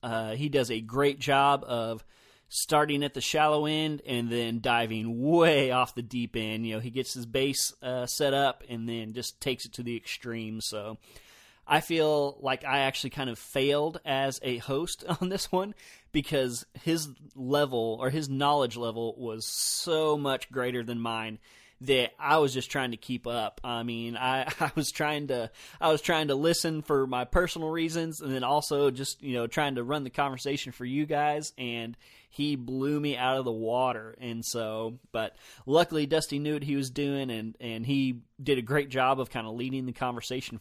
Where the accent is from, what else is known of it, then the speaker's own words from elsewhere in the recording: the South, United States; I'm from the South also